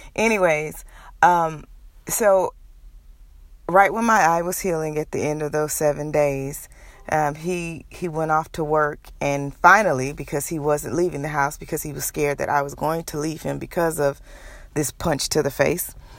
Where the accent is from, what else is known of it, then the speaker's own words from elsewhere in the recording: Houston, Texas, United States; moved away as an adult; also born or lived in Nashville, Tennessee; I'm originally from Houston, Texas.